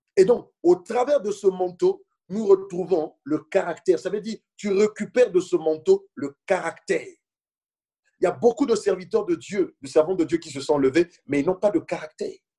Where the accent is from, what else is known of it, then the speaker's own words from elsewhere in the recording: Senegal; moved away as an adult; now in France; je venais du Sénégal